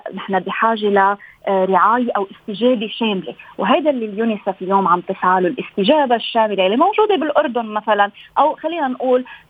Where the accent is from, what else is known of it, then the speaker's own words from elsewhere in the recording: Lebanon; انا من لبنان